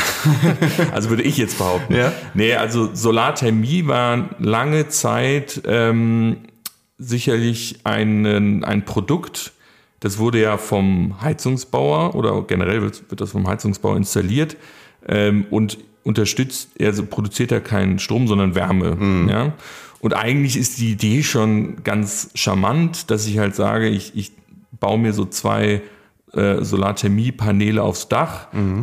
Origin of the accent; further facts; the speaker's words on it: Munich, Bavaria, Germany; moved away as an adult; now in Cologne, Germany; ich ja ursprünglich aus München komme